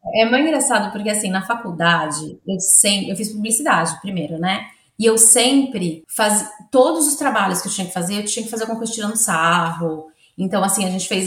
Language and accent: Portuguese; Santos, São Paulo, Brazil; moved away as an adult; now in Australia; eu sou de Santos, a minha cidade ainda é uma cidade que tem muitos lugares